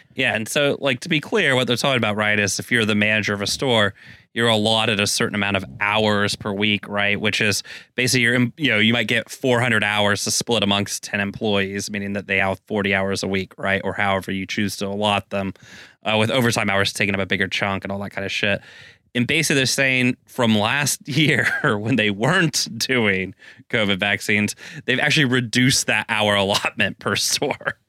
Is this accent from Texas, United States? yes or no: yes; Texas, United States; now in Seattle, United States; as a Texan